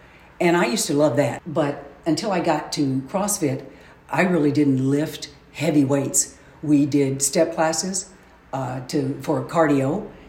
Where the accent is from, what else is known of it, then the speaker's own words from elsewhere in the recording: Decatur, Illinois, United States; also born or lived in Tennessee; now in Springfield, United States; I was born, and then we moved to Decatur. My mom and dad and my four sisters, I grew up and lived in Decatur basically all my life.